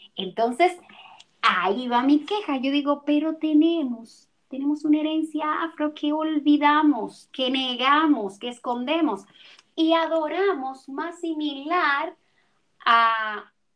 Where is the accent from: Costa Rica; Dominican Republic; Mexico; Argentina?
Dominican Republic; yo tengo una queja aquí en República Dominicana y es que nosotros somos caribeños